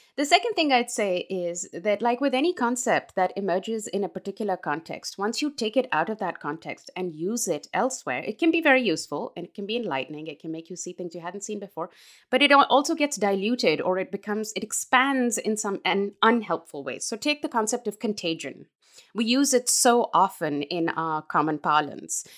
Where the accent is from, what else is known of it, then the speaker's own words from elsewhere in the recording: Pakistan; moved away as an adult; now in United States; I was raised in Pakistan. I am a Pakistani